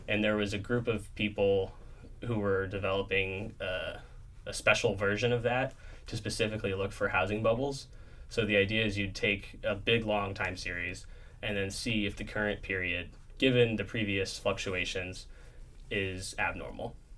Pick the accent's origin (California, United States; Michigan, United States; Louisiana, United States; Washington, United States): Washington, United States; outside Seattle; I grew up in outside Seattle, Washington